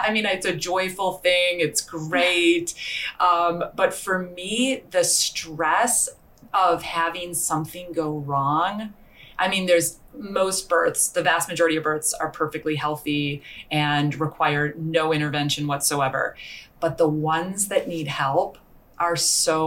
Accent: United States; moved away as an adult; also born or lived in San Francisco; now in Vancouver, Canada; I'm from the United States

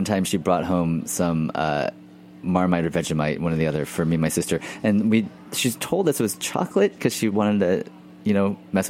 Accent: Houston, Texas, United States; I grew up in Texas, and in Houston, which is about 5 hours outside of New Orleans.

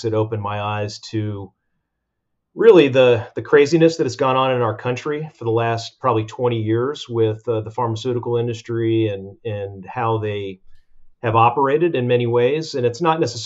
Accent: Atlanta, Georgia, United States; also born or lived in Hollywood, Florida; originally from Hollywood, Florida. My dad took a transfer to Atlanta in the mid-70s, and we moved to Atlanta, Georgia. And I'd spent my entire school-age years in Atlanta.

